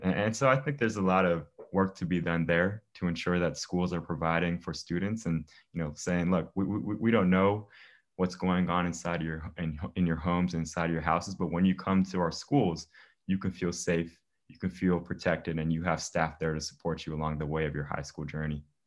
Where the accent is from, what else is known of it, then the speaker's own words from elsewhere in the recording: Germantown, Maryland, United States; I'm from Germantown, Maryland, born and raised here my whole life.